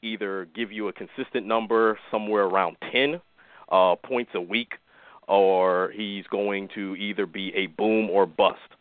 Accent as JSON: {"language": "English", "region": "South Florida", "country": "United States", "said": "I'm from South Florida"}